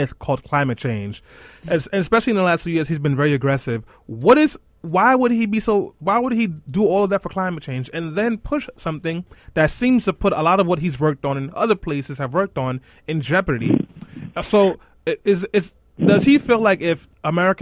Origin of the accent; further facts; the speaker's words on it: New York City, New York, United States; I am from Brooklyn.